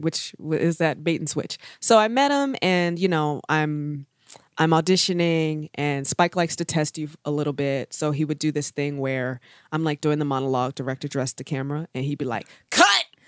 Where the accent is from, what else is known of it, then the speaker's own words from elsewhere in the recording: Baltimore, Maryland, United States; I'm from Baltimore, relatively bougie.